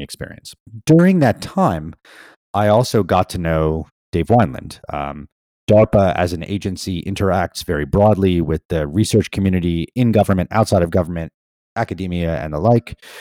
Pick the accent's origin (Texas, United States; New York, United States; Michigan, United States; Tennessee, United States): New York, United States; moved away; also born or lived in Pennsylvania; I grew up in in New York